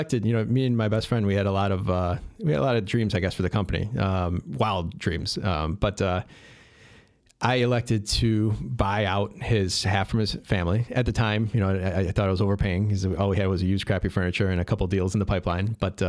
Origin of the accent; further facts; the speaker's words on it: Addison, Illinois, United States; I grew up in the Western suburbs in Addison.